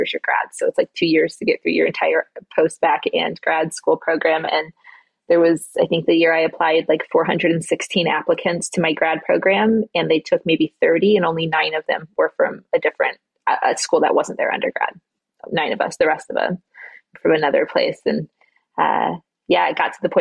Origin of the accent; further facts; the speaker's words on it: Midwest, United States; moved away as an adult; also born or lived in California; I'm from the Midwest and we take ACTs in high school.